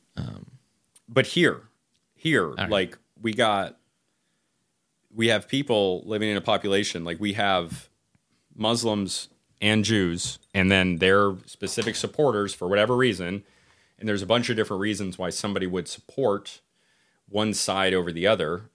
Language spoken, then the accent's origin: English; United States; I'm American of yeah. Irish descent